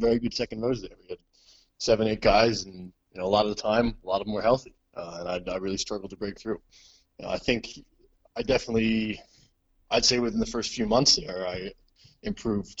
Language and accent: English; suburbs near the Bronx, New York, United States; moved away as an adult; I'm not from the Bronx. I'm from the suburbs near the Bronx